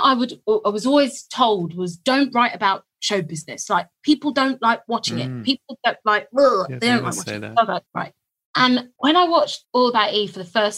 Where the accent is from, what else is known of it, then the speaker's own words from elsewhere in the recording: London, United Kingdom; I live in London, I'm born in London